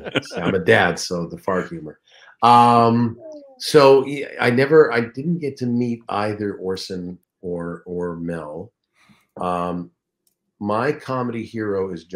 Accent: Toronto, Ontario, Canada; moved away; I was from Toronto

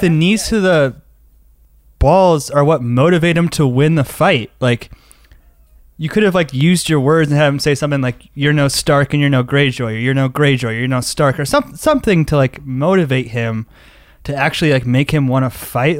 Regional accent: Denver, Colorado, United States; I'm from Denver, Colorado

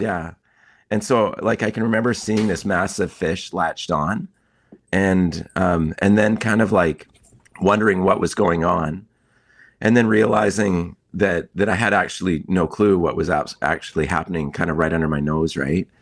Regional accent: Kootenays, British Columbia, Canada; I grew up in the Kootenays

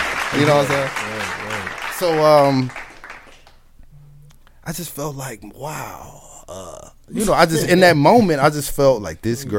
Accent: the South, United States; I'm from the South.

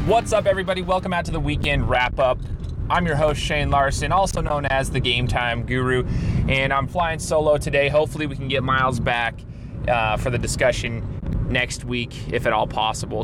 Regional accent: Southern Idaho, United States; right next to my hometown

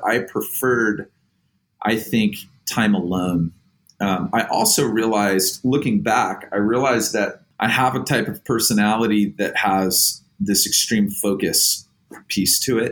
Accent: Oceanside, California, United States; I grew up in Oceanside. I'm like third generation, fourth generation from North County, San Diego is where I live

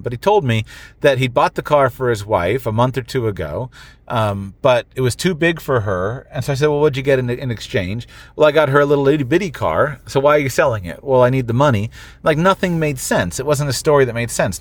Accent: United States; I'm an American

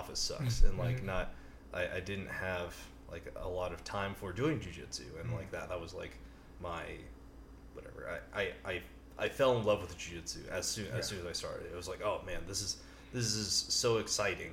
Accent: Pleasanton, California, United States; I was actually doing an internship in my hometown, Pleasanton, California

